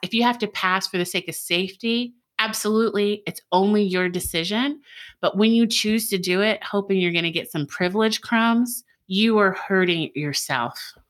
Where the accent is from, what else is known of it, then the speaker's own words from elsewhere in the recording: United States; now in Georgia, United States; I was born in the United States